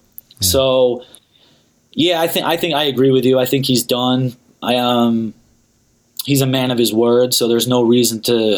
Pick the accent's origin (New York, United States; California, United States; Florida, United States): New York, United States; also born or lived in Pennsylvania / New Jersey; now in Los Angeles, United States; I'm originally from New York. I lived in PA. I lived in Jersey. I lived all over the East Coast, but I've lived in LA for the last almost 5 years now.